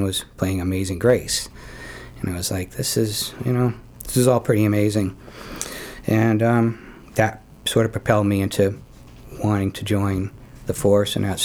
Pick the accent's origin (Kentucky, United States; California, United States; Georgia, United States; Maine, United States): Maine, United States; Falmouth; now in Cape Elizabeth, United States; I grew up in Falmouth. So haven't gone far.